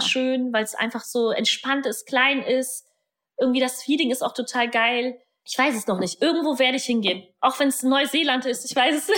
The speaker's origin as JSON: {"language": "German", "country": "Germany", "tie": "born or raised there", "first_language": "German", "said": "Meine Eltern sind ja irgendwann äh, vom Polen nach Deutschland rübergekommen. Da hatte meine Mutter mich im Bauch. Und ich bin ja dann deutsch aufgewachsen"}